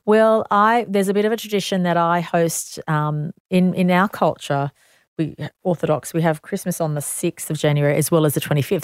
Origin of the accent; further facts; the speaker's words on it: Sydney, New South Wales, Australia; I'm so proud to, to be born in Sydney, New South Wales, Australia.